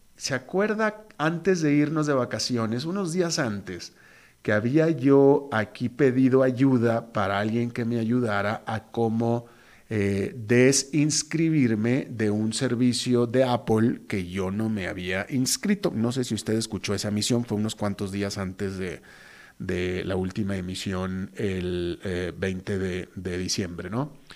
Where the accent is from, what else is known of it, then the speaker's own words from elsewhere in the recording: Monterrey, Nuevo León, Mexico; also born or lived in Costa Rica; now in San José, Costa Rica; mi tierra donde me echaron al mundo, que es Monterrey, México